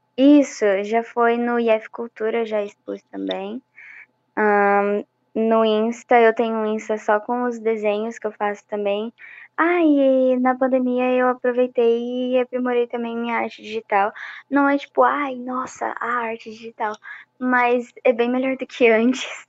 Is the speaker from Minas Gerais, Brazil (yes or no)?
yes; Minas Gerais, Brazil; moved away; eu tinha acabado de voltar de Minas também, que é onde eu nasci